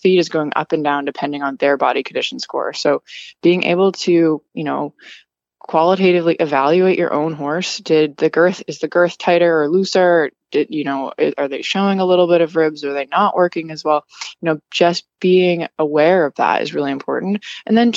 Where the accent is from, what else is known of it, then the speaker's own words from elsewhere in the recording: Wisconsin, United States; also born or lived in New York / Massachusetts; now in Florida, United States; I'm originally from Wisconsin and I was living in like New York, Massachusetts before here